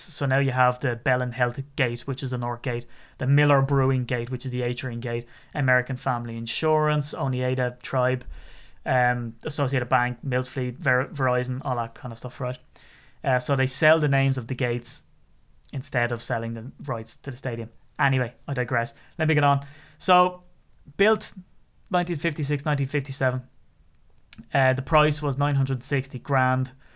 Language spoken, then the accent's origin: English; Ireland; I'm so Irish